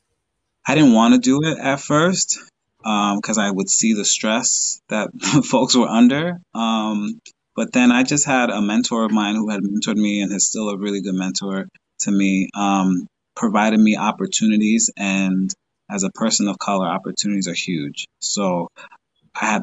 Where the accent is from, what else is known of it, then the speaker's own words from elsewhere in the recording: Long Island, New York, United States; moved away as an adult; also born or lived in Dominican Republic; now in Plattsburgh, United States; I'm originally from Long Island, New York. I grew up Long Island, New York City. That's been where I grew up